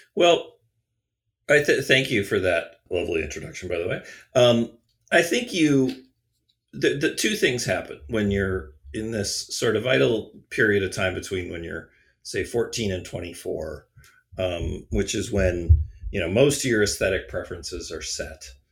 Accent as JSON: {"language": "English", "town": "Pewaukee", "region": "Wisconsin", "country": "United States", "tie": "born or raised there", "said": "I was growing up in Pewaukee, Wisconsin"}